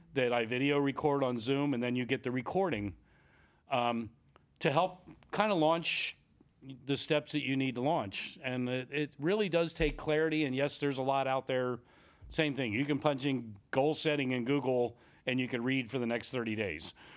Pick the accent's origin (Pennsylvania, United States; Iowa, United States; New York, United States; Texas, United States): Pennsylvania, United States; Lancaster; I grew up just outside the Amish country in Lancaster, Pennsylvania.